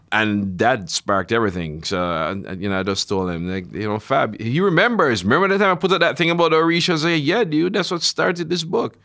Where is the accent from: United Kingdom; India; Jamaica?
Jamaica; I grew up in Jamaica, basically absorbing America all my life